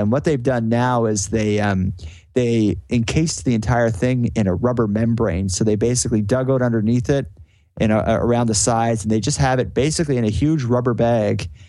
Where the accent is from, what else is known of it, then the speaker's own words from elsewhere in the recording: Sydney, Nova Scotia, Canada; I'm from Sydney, which is like the biggest city in Cape Breton